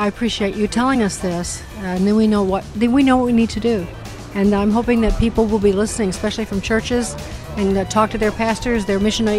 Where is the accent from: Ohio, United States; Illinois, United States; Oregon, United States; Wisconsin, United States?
Illinois, United States; Chicago; I'm from Chicago, and there's a huge influx of Russians. And there has been for a long time.